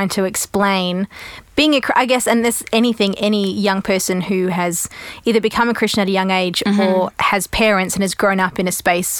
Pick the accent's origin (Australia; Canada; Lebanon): Australia; also born or lived in Europe; So I'm Australian originally, but grew up in Europe.